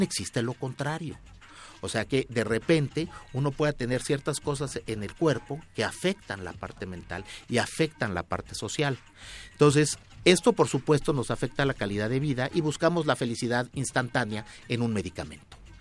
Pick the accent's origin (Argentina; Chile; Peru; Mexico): Mexico; yo soy mexicano